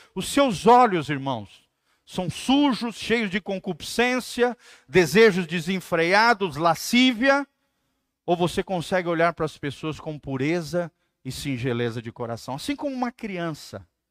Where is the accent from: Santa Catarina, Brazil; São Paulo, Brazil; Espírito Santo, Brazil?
Santa Catarina, Brazil; moved away; Me lembro que lá no Santa Catarina, minha terra, tem muitos rios